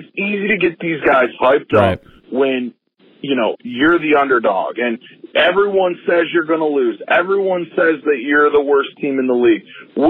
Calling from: Detroit, Michigan, United States; Hey, Ryan … I'm calling from Detroit.

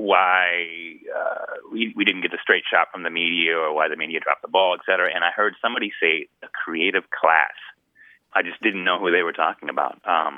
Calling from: Northern California, United States; I'm calling from Northern California, Humboldt State.

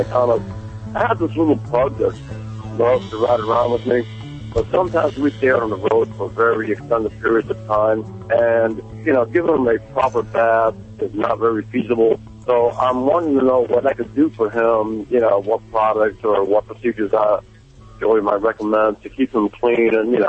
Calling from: Lake Park, Georgia, United States; Well, right now I'm in Lake Park, Georgia.

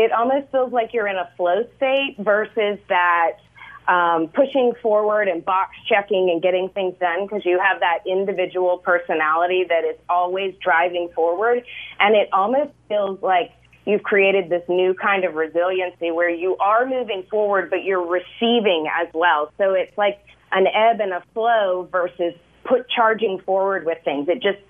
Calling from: Belize; I'm calling from Belize. We moved to Belize a year ago in July

